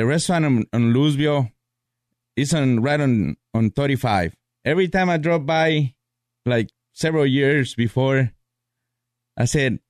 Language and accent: English; Zacatecas, Mexico; now in United States; I grew up in Mexico. Mm-hmm. It's a Zacatecas state. Very little town, you know, where basically you know everybody in that town.